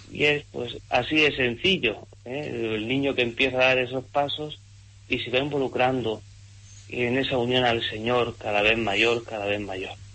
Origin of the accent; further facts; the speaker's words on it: Monteagudo, Region of Murcia, Spain; De la huerta de Murcia, de ese pueblo de Monteagudo